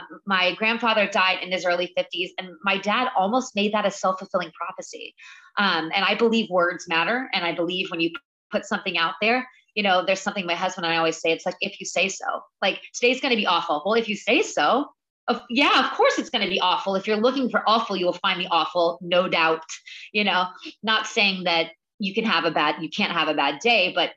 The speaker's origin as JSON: {"language": "English", "region": "the South", "country": "United States", "moved": "yes", "lives_now": "New York, United States", "said": "I'm from the South, you know, I grew up on hot dogs and mac and cheese"}